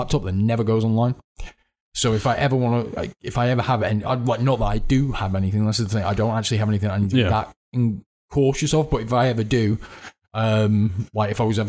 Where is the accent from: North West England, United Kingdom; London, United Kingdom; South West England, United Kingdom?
North West England, United Kingdom; Radcliffe; where I grew up in Ratcliffe up north, Manchester